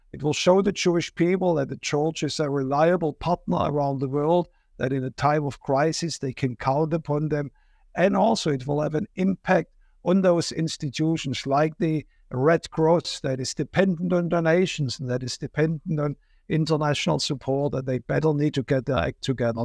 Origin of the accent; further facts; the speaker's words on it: Germany; moved away; I'm from Germany